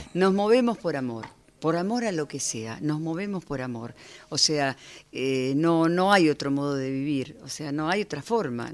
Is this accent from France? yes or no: no; Buenos Aires, Argentina; Yo soy de acá, soy muy porteña, soy muy de barrio